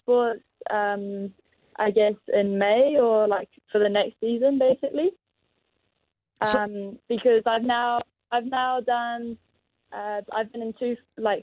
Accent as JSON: {"language": "English", "country": "France", "tie": "born or raised there", "moved": "yes", "said": "Yeah, so I was actually born in France. So obviously Dad's Kiwi, but my mum is French, and I grew up in France"}